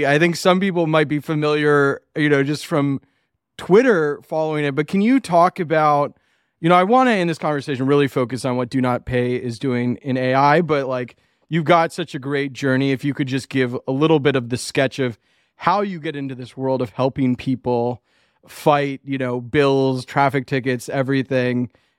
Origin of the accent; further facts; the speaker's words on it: Macon, Georgia, United States; I grew up in Macon, Georgia